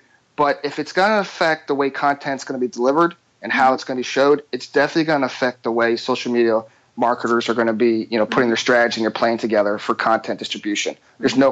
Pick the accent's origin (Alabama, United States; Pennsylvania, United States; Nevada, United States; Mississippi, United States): Pennsylvania, United States; Philadelphia; I'm from Philadelphia.